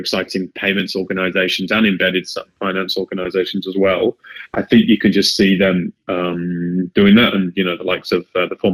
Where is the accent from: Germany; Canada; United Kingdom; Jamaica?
United Kingdom; accent: British; now in Sydney, Australia; I'm British, as you can tell probably by the accent.